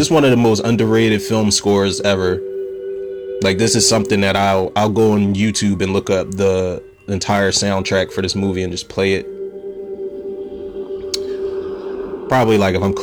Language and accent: English; Philadelphia, Pennsylvania, United States; I'm from Pennsylvania, Philadelphia, Pennsylvania